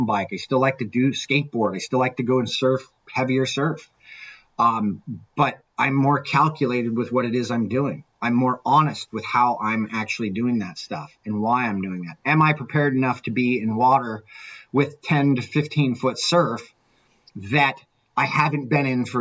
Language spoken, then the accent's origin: English; Orange County, California, United States; I grew up in Orange County in the 80s